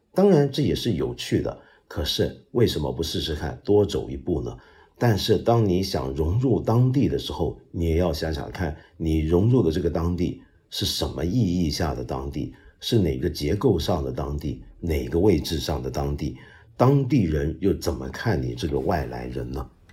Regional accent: Guangdong, China; 我们广东人说话

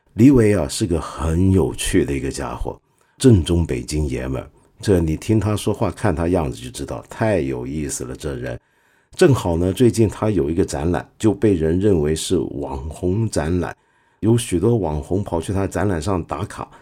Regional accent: Hong Kong; 我身为一个香港人

